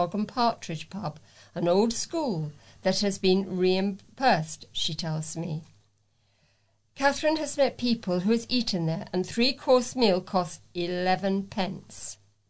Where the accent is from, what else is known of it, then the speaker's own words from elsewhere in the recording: United Kingdom; Being British, which is just an excuse to sort people into us and them